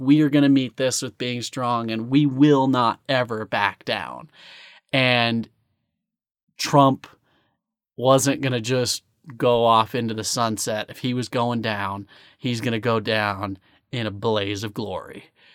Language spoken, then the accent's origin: English; United States; As a American